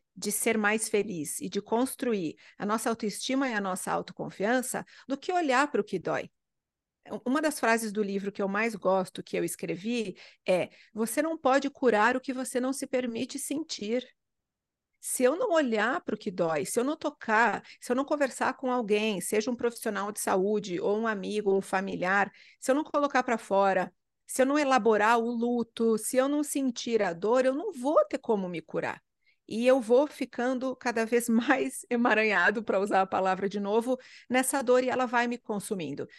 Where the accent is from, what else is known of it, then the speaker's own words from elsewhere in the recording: interior of Rio Grande do Sul, Brazil; moved away; eu sou do interior do Rio Grande do Sul